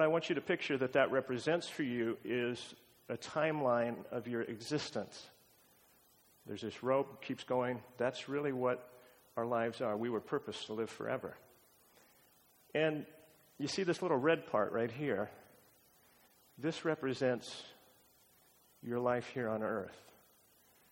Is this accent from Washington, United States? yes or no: yes; Pacific Northwest, Washington, United States; moved away as an adult; also born or lived in Montana / Honolulu, Hawaii; Washington State is where we hail from.